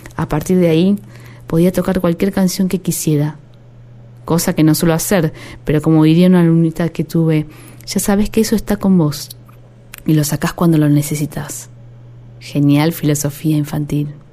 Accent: Argentina; also born or lived in Haedo (Aedo); Crecí en Villa Luz aunque vivía en Aedo.

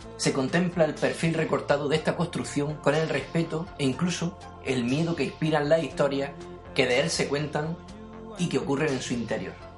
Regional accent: Almería, Andalusia, Spain; yo soy almeriense

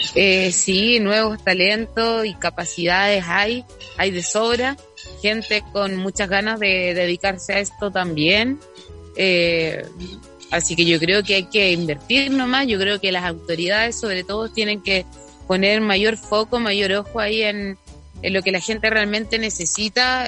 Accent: southern Chile, Chile; de, nuestra tierra, de mi

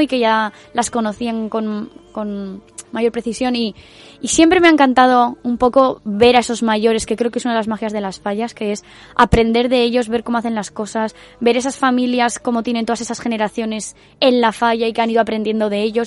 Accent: Valencia, Valencian Community, Spain; desde que empezamos a ser falleras, desde que nacemos o nos criamos en Valencia

